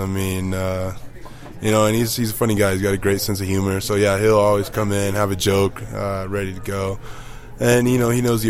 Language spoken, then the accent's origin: English; Cozad, Nebraska, United States; also born or lived in Houston; now in Denver, United States; A small town called Cozad, Nebraska.